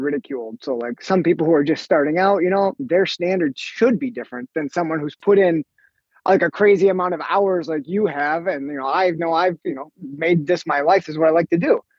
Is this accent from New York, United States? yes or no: no; Green Bay, Wisconsin, United States; I grew up in Green Bay, Wisconsin. Lived there for most of my life